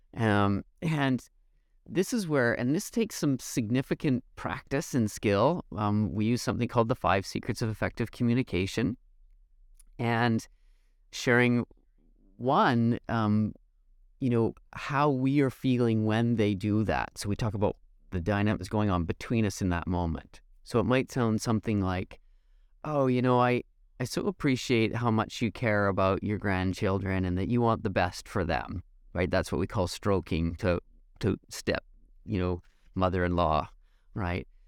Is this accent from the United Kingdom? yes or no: no; Canada; I'm Canadian